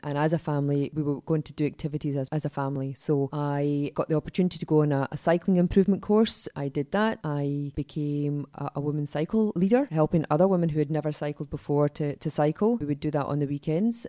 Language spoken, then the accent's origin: English; Glasgow, Scotland, United Kingdom; I grew up in Glasgow, so I'm a child of the seventies